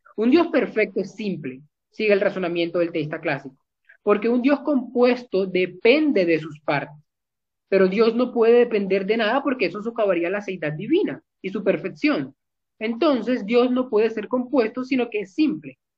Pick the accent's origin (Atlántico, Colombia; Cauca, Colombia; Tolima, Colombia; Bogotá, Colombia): Atlántico, Colombia; Barranquilla; soy de Colombia, de Barranquilla específicamente